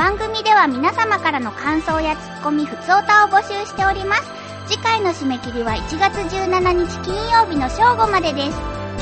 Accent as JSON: {"language": "Japanese", "region": "Kyushu", "country": "Japan", "tie": "born or raised there", "said": "私はさ、九州の生まれ"}